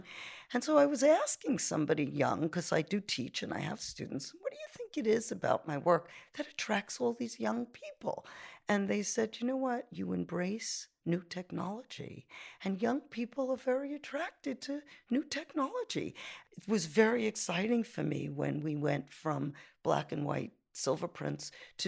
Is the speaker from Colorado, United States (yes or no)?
no; New York City, New York, United States; now in Italy; I'm from Brooklyn, New York, from a little place called Canarsie, and it was far away from Manhattan.